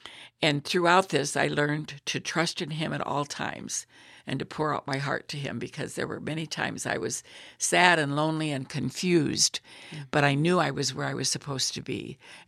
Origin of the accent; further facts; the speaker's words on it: Illinois, United States; moved away as an adult; also born or lived in Virginia; I came from Illinois and we were not segregated.